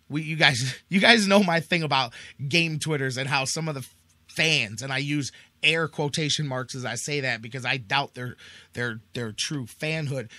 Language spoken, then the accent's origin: English; Cleveland, Ohio, United States; our thing is how proud we are to be from Cleveland, to be in Cleveland